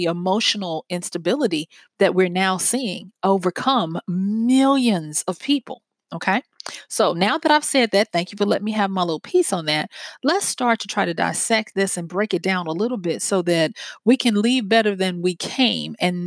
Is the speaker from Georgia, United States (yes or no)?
no; Louisiana, United States; it's from my home state. And it's in takes place in the city where I went to college